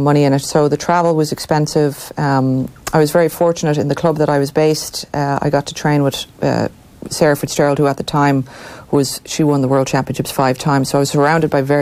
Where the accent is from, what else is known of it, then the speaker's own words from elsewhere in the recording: Portmarnock, Leinster, Ireland; moved away as an adult; also born or lived in United States; I grew up in Portmarnock. I currently still live in Portmarnock.